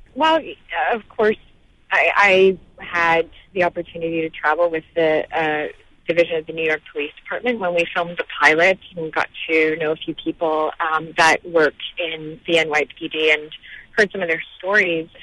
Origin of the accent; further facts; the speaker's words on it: Canada; I was born in Canada